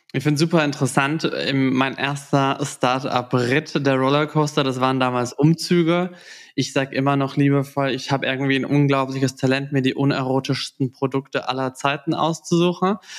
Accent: Southern Germany, Germany; ich komme aus dem Süden

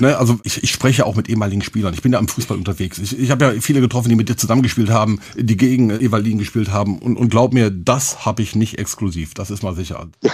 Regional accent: Vechta, Lower Saxony, Germany; ich komme aus Fechter, Bremen war nicht so weit

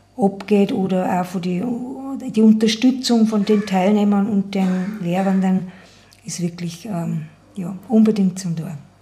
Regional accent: Schärding, Upper Austria, Austria; bin aus Scherding

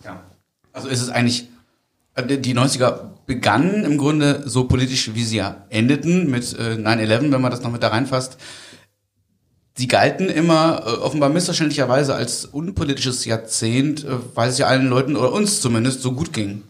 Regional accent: Germany; ich bin ja Deutscher

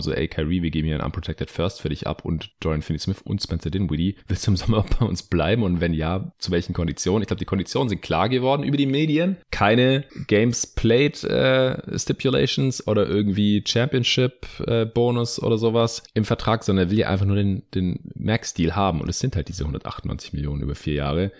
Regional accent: Stuttgart, Baden-Württemberg, Germany; meine, meine Heimatstadt Stuttgart

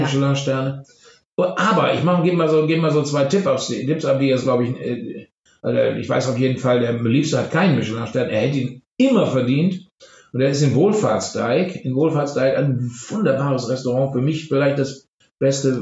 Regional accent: Germany; als Deutscher

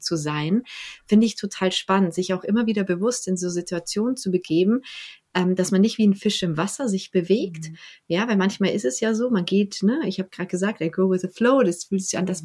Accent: Bavaria, Germany; now in Berlin, Germany; ich bin ja aus Bayern geflohen

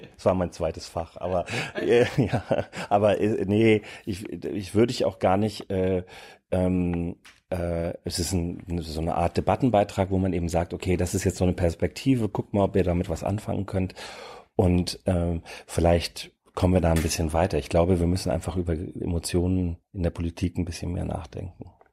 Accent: near the Danish border, Schleswig-Holstein, Germany; now in Berlin, Germany; Ich komme aus der Region in, an der dänischen Grenze in Schleswig-Holstein

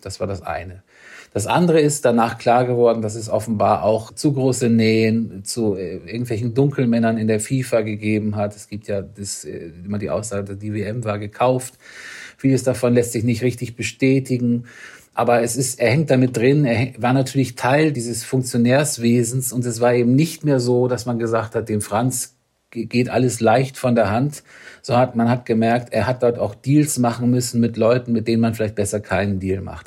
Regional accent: Northern Germany, Germany; Ich komme ja aus dem Norden

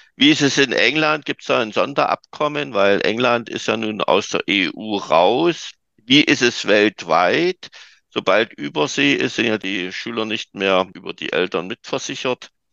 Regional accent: Germany; also born or lived in Dresden; ich bin Deutscher

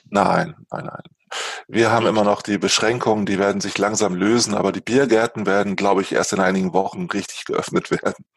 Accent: Lingen, Lower Saxony, Germany; moved away; ich komme aus Niedersachsen, ursprünglich aus Lingen an der Ems, einem kleinen äh, Ort äh, in Norddeutschland

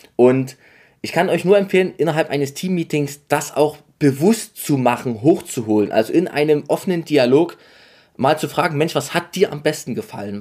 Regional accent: near Dresden, Saxony, Germany; ich komme aus der Nähe von Dresden

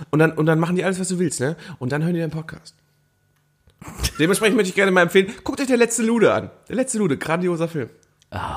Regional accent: Hamburg, Germany; Ich meine, ich komme aus Hamburg, weißt du, das ist alte Schule

